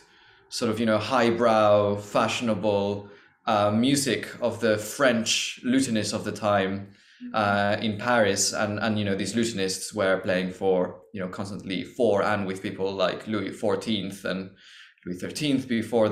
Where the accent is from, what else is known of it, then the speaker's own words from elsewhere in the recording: Mexico; now in London, United Kingdom; I'm originally from Mexico